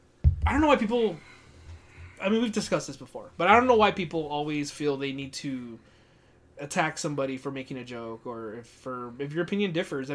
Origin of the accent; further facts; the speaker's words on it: El Paso, Texas, United States; I'm from El Paso